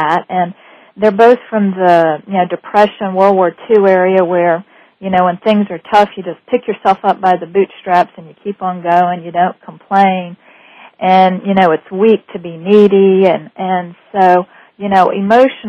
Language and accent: English; New Orleans, Louisiana, United States; I grew up in the French Quarter in New Orleans